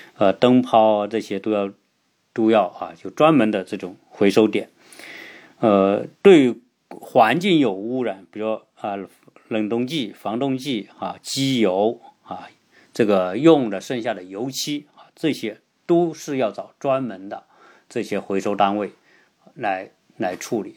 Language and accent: Chinese; China; 我们中国人